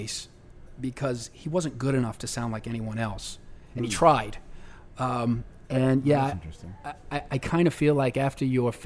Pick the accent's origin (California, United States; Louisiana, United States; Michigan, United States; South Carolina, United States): Louisiana, United States; New Orleans; I grew up here in New Orleans